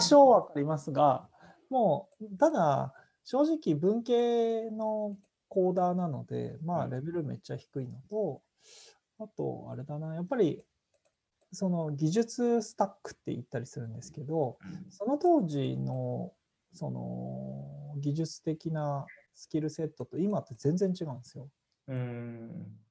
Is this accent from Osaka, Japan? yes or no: no; Yonago, Tottori, Japan; moved away as an adult; now in Tokyo, Japan; 生まれ育ちは山の影山陰鳥取県米子市出身でして